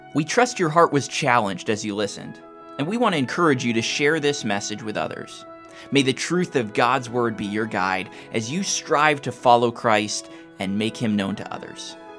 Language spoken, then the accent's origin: English; Portsmouth, Virginia, United States; I grew up in Portsmouth, Virginia, not too far from here.